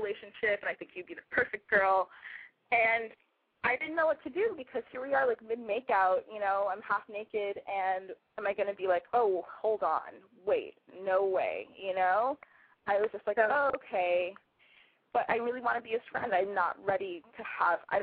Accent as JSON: {"language": "English", "town": "Los Angeles", "region": "California", "country": "United States", "moved": "yes", "lives_now": "San Francisco, United States", "said": "I live in San Francisco, but I'm from Los Angeles."}